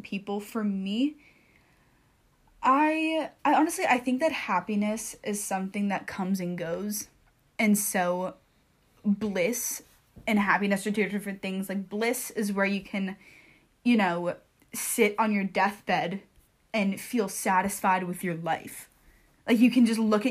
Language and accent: English; United States; I'm an American Jew, or I'm a Jewish American.